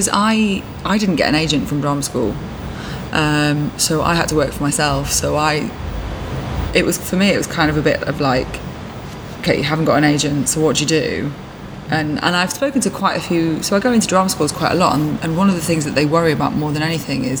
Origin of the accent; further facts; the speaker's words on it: Holyhead, Wales, United Kingdom; moved away as an adult; also born or lived in Nottinghamshire; I was born in Holyhead in Anglesey in North Wales